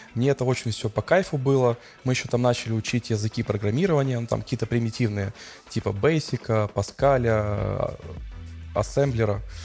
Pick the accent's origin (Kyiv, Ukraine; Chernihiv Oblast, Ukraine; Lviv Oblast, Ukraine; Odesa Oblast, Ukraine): Odesa Oblast, Ukraine; Odesa; я одессит, мне 34 года